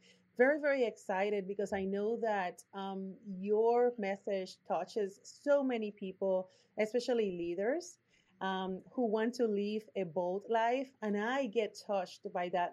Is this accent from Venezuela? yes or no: no; Puerto Rico; accent: Puerto Rican; English is a second language; now in Austin, United States; My accent is from Puerto Rico